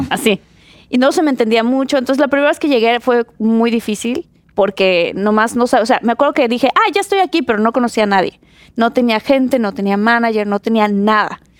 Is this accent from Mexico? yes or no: yes; Mexico; moved away as an adult; now in United States; soy mexicana.